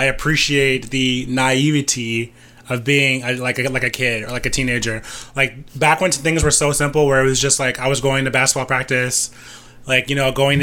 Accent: Delaware, United States; moved away; I was born in Delaware

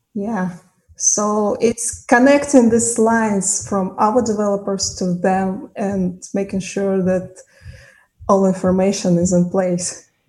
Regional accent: Kazakhstan; moved away as an adult; also born or lived in Tashkent; I'm initially from Kazakhstan

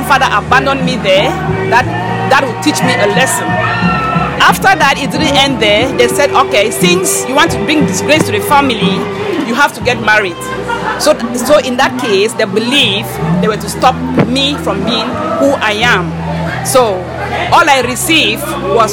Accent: Cameroon; moved away as an adult; now in United Kingdom; I'm from Cameroon

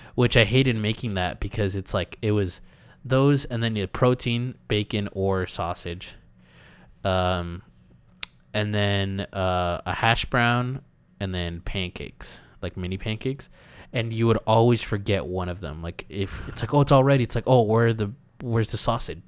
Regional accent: California, United States; We're Californians.

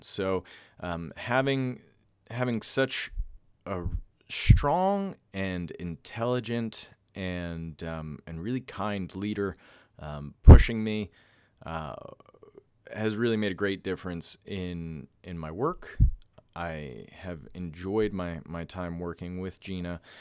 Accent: Northeast, United States; moved away as an adult; I grew up on the East Coast and the Northeast

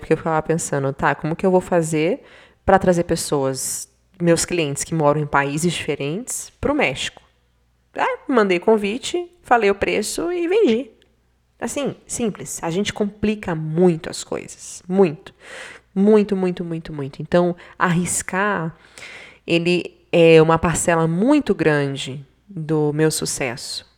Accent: Bahia, Brazil; now in Curitiba, Brazil; eu sou baiana, né? Então, sertão da Bahia, ou então aqui, eu estou aqui do lado de Curitiba

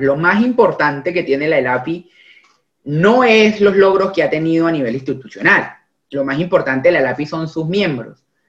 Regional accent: Neiva, Huila, Colombia; now in Buenos Aires, Argentina; Yo soy un opita. Yo antes de abogado, antes de, antes de colombiano, soy opita. Yo soy nacido en la provincia, en Neiva, a 35 grados de calor, orgulloso de mi ciudad, de mi departamento

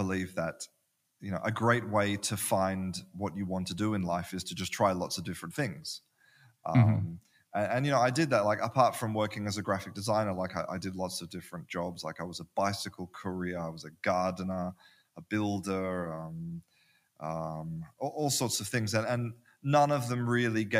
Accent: Perth, Western Australia, Australia; moved away as an adult; also born or lived in London, United Kingdom; now in Spain; I'm from Perth in Australia, which is a small town

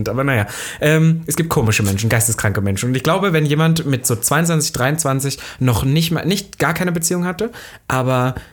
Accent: Germany; aber als Deutscher, das nicht, äh, nicht, dass ich jetzt sage

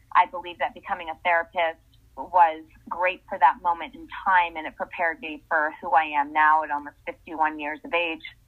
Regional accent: Essex, Connecticut, United States; moved away as an adult; now in Los Angeles, United States; I grew up in Essex, Connecticut

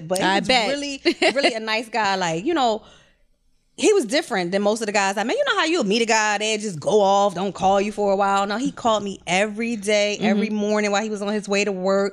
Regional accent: Philadelphia, Pennsylvania, United States; I'm from Philly

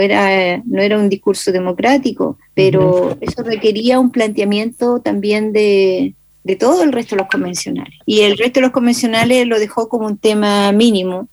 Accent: Chile; no somos asumidos en derechos políticos

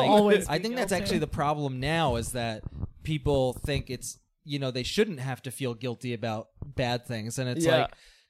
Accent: New Jersey, United States; moved away as an adult; also born or lived in Boston / New York; I was from New Jersey.

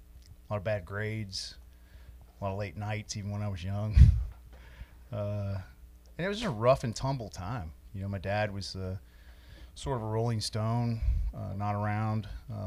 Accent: New Albany, Indiana, United States; So I was born in New Albany, Indiana

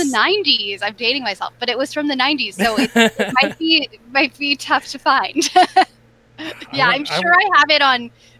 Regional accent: Los Angeles, California, United States; also born or lived in New York; now in Los Angeles, United States; So I am originally from Los Angeles. I grew up in the San Fernando Valley, Sherman Oaks.

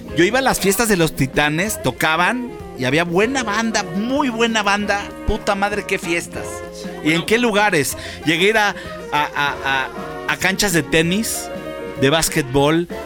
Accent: Mexico; como mexicano

